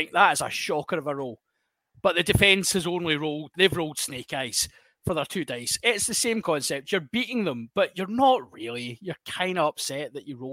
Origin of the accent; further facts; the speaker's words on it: Scotland, United Kingdom; we're Scottish